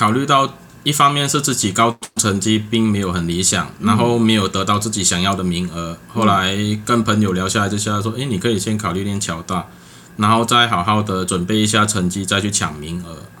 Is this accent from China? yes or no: no; Ipoh, Perak, Malaysia; first language Cantonese; Chinese is a second language; moved away as an adult; now in Taiwan; 我是在西马的霹雳州怡保市。